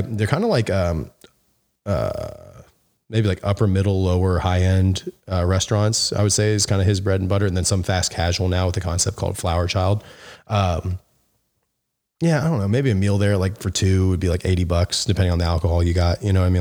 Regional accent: Memphis, Tennessee, United States; I'm from Memphis

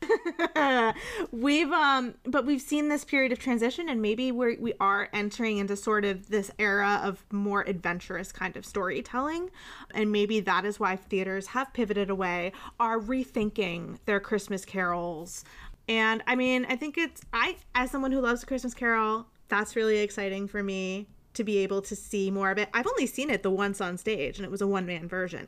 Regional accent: outside Hartford, Connecticut, United States; I grew up outside Hartford.

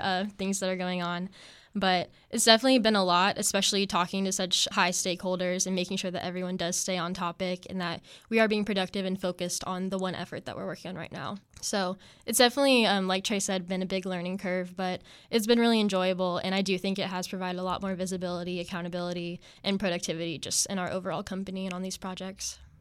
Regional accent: Topeka, Kansas, United States; moved away as an adult; I'm originally from Kansas, and I was born in Topeka, Kansas

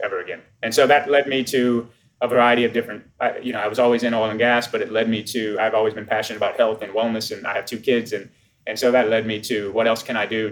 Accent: New Orleans, Louisiana, United States; I'm from New Orleans, Louisiana, which is the accent that you hear.

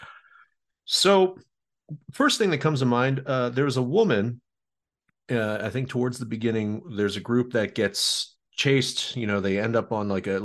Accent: Maryland, United States; moved away; I'm originally from Maryland.

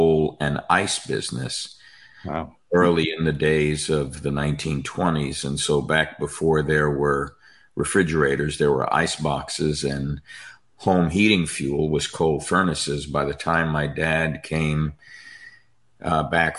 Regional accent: New York, United States; I'm a dysfunctional Italian born and raised in New York

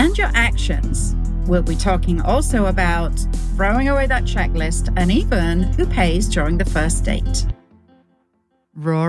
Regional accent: United Kingdom; accent: British; my sexy British accent

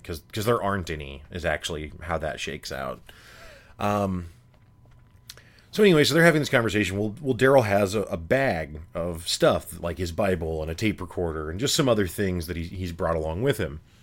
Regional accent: Midwest, United States; growing up in the Midwest, you know, I, I went to school my whole life with almost all white kids

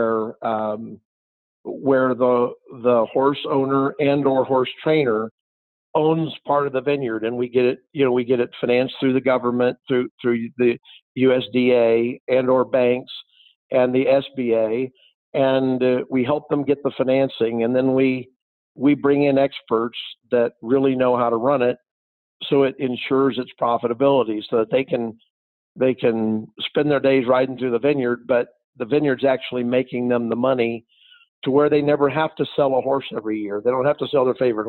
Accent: Kansas City, Missouri, United States; moved away; also born or lived in Cochise County, Arizona; I'm from Kansas City where it's been the frozen tundra there

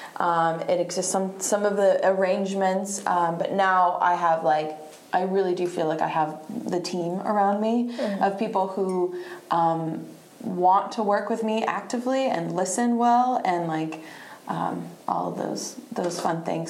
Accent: Statesville, North Carolina, United States; also born or lived in Bariloche, Argentina / Virginia / Charlotte; now in Raleigh, United States; went to middle school through high school uh, in this teeny tiny little town in western North Carolina called Statesville, North Carolina, Iredell County

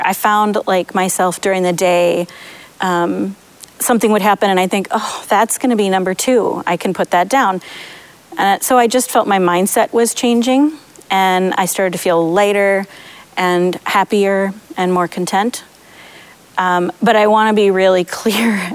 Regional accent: Madison, Wisconsin, United States; now in Waunakee, United States; I grew up in Madison in a big Irish family that was awesome and big and loving.

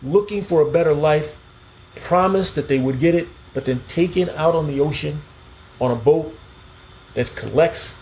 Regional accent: Key West, Florida, United States; I'm from Key West. I grew up on seafood

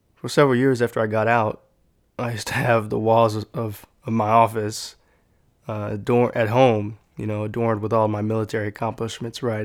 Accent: San Antonio, Texas, United States; growing up in San Antonio

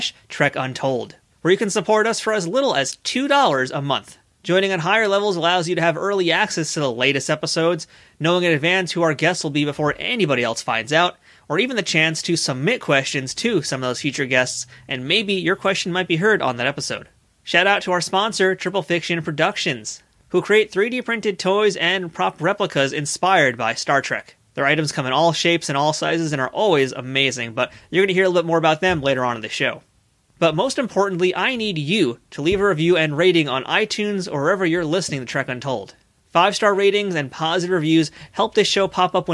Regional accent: New York City, New York, United States; I'm a Queens guy

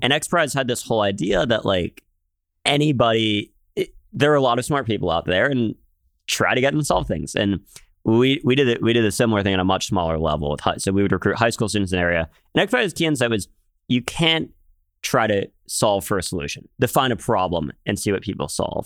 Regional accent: Philadelphia, Pennsylvania, United States; moved away; I grew up in Philadelphia, which, uh, good city.

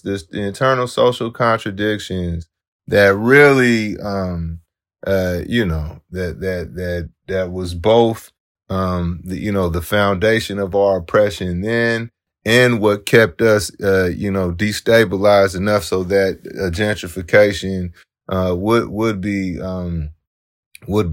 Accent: San Francisco, California, United States; I was raised in the Western Addition Cultural Center. Well, now they call it the African American Arts and Culture Complex in the Fillmore

